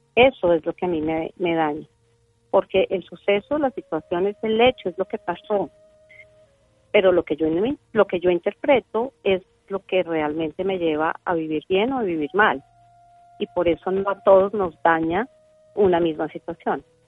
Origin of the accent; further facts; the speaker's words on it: Colombia; yo nací en Colombia